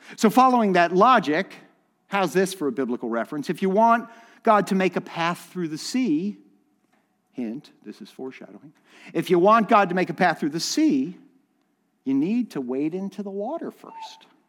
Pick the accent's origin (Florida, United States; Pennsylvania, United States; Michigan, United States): Florida, United States; Miami; I grew up in Miami